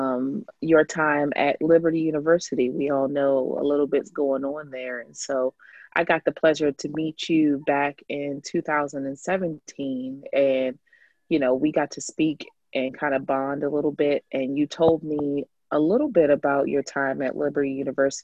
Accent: Okeechobee, Florida, United States; also born or lived in Fort Pierce, Florida; I grew up in a little town. Grew up in Okeechobee, Florida, but I was born in Fort Pierce, Florida.

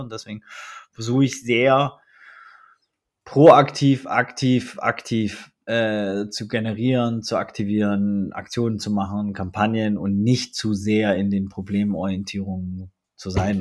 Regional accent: Germany; sind wir aber beide in Deutschland aufgewachsen

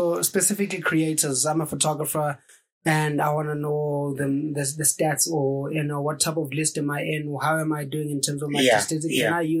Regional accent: South Africa; So as a South African creator

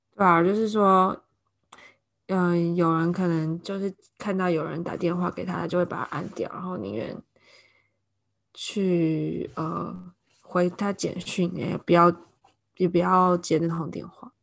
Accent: Taiwan; moved away as an adult; now in London, United Kingdom; 我是台湾人， 我现在住在伦敦。以前在台湾的时候教小朋友画画，但现在是一个中文保姆，有时候也做私人家教

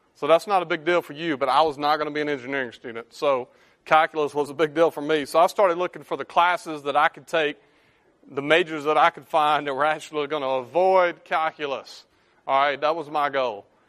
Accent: Drew, Mississippi, United States; moved away as an adult; now in Memphis, United States; I live in Memphis. I was born and raised in the Mississippi Delta, Drew, Mississippi

